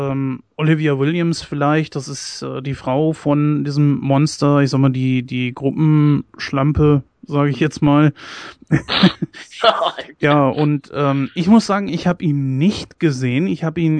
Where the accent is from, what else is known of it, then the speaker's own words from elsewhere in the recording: Germany; ich persönlich als äh, Deutscher, ich kann mir das nicht lange geben.